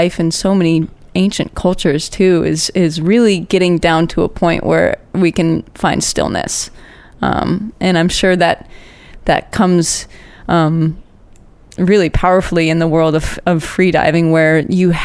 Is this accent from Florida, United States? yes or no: yes; Orlando, Florida, United States; moved away as an adult; now in Hawaii, United States; I grew up in Orlando